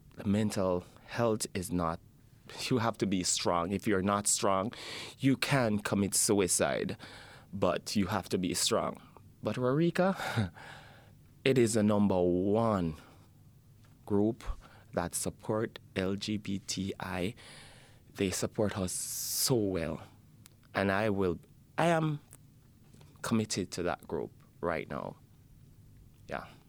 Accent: Jamaica; now in Edmonton, Canada; I'm from Jamaica.

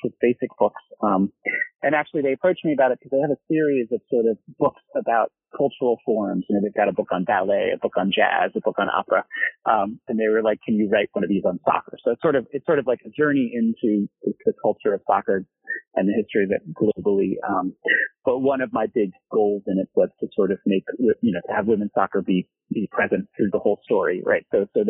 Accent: Bethesda, Maryland, United States; also born or lived in Belgium; now in North Carolina, United States; I grew up actually in Bethesda, Maryland, which is one of these places that in the 70s was pretty

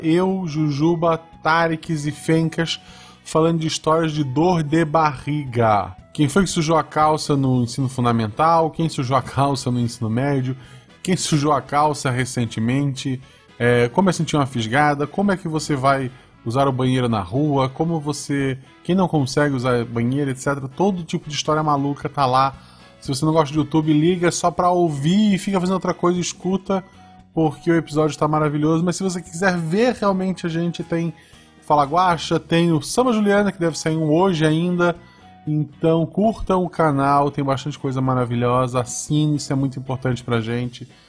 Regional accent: Florianópolis, Santa Catarina, Brazil; moved away as an adult; now in Gaspar, Brazil; eu sou de Florianópolis

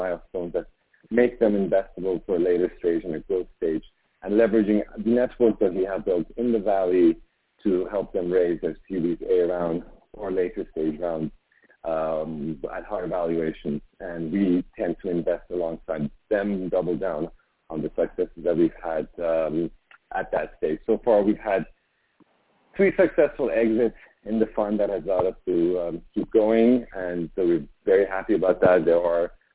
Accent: Iran; moved away as an adult; also born or lived in Montreal, Canada; now in Vancouver, Canada; I went back to my home country of Iran after being away for almost 10 years

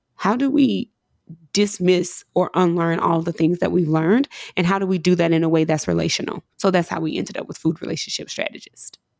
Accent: Mississippi, United States; coming from where I'm from, growing up in Mississippi

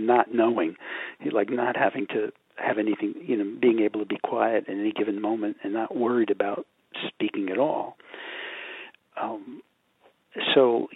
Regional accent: New York, United States; I'm from New York, I still got subway trains running in my head

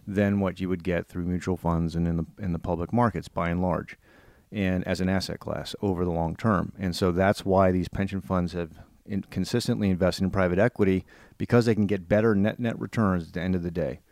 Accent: Northern Virginia, United States; growing up in Northern Virginia

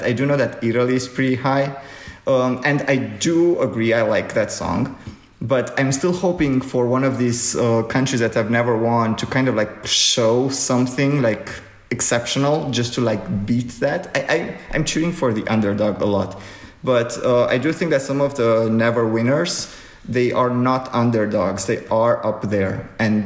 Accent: Romania; Romania, my home country.

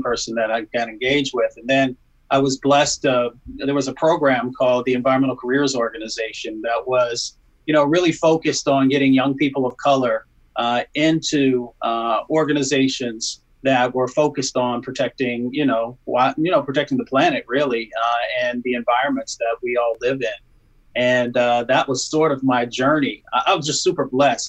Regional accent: Appalachia, United States; moved away; also born or lived in Michigan; I was raised in Appalachia and a little bit in Michigan.

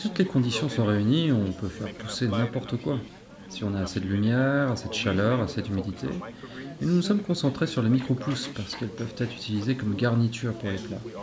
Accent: Florida, United States; moved away as an adult; also born or lived in Borneo, Malaysia; now in Longyearbyen, Norway; Je suis originaire de Floride aux États-Unis et j'habite à Longyearbyen depuis 12-13 ans maintenant

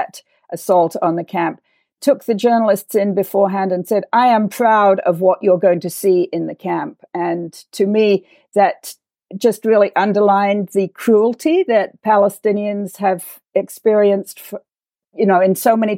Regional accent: England, United Kingdom; also born or lived in Beirut; now in Washington, D.C., United States; I grew up in England at the time of the decay of the British Empire

